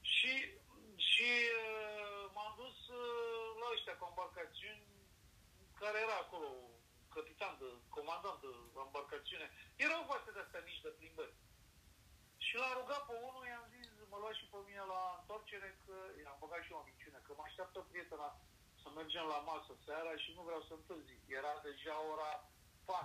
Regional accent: Romania; Păi din România

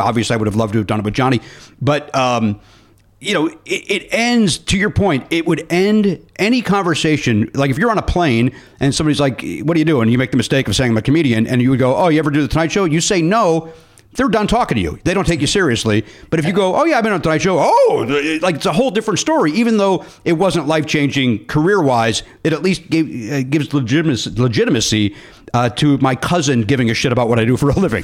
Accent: Oak Forest, Illinois, United States; I grew up in Oak Forest

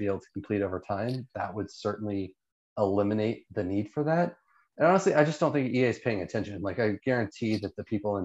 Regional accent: United States; I'm an American

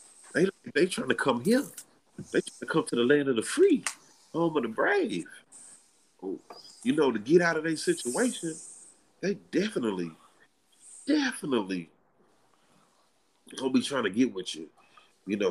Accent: United States; born or raised there

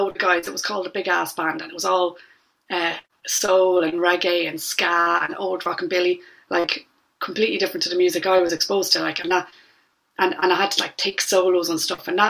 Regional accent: Drogheda, Leinster, Ireland; now in London, United Kingdom; born and raised in Drogheda, County Louth

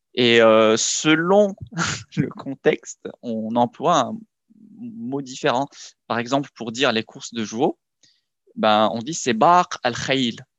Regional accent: Morocco; je suis franco-marocain, je suis né au Maroc, j'ai grandi là-bas

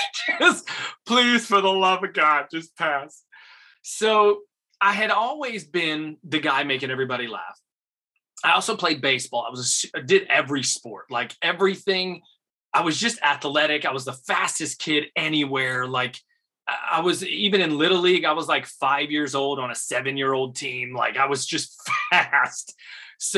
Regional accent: Rochester area, Western New York near Buffalo, United States; also born or lived in Elizabeth, New Jersey / Bronx, New York; moved to Western New York near Buffalo, Rochester area. Grew up, graduated high school out there.

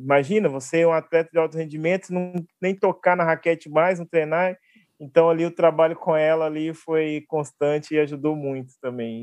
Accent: Belo Horizonte, Minas Gerais, Brazil; eu sou de Belo Horizonte

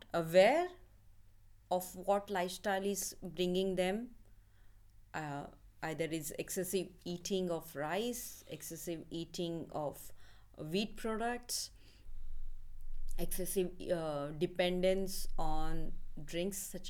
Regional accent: Mumbai, Maharashtra, India; moved away as an adult; I'm from middle class family in India, living in suburb of Mumbai

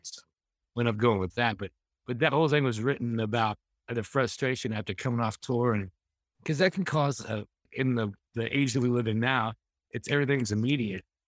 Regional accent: Wheaton, Missouri, United States; I'm from Mis-, Southwest Missouri, in a little town called Wheaton, six hundred people

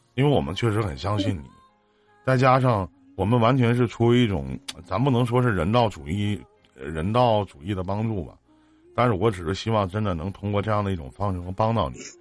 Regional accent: Northeast China, China; 我们在这个东北这边呢

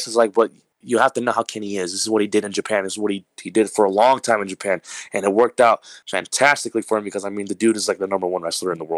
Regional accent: Ciudad Juárez, Chihuahua, Mexico; moved away; growing up in Juarez

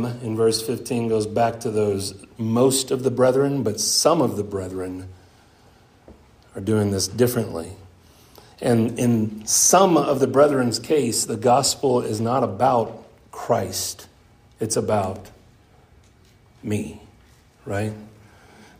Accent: Wise County, Texas, United States; I grew up right here in Wise County

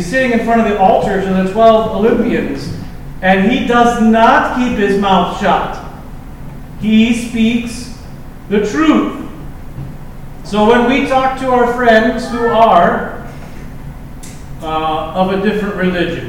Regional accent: Lincoln, Nebraska, United States; I grew up in Lincoln Public Schools when I was a kid.

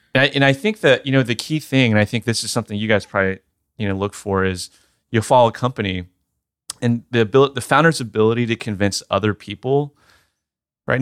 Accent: Sugar Land, Texas, United States; Texas, born and raised, uh, right outside of Houston

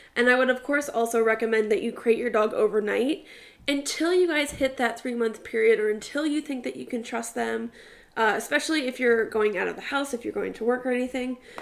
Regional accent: New York City, New York, United States; I was born in Staten Island

